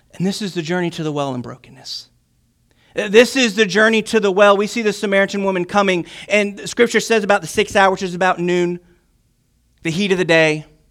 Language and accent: English; Chesterfield, Virginia, United States; I'm from Virginia, so greetings in Christ from Chesterfield, Virginia